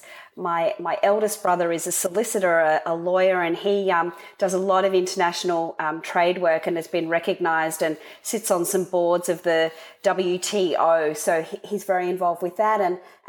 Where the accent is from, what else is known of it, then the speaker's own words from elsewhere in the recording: Sydney, New South Wales, Australia; also born or lived in Canberra, Australian Capital Territory; I was born in Canberra, which is the capital in Australia. And I moved to Sydney as a young girl to go to school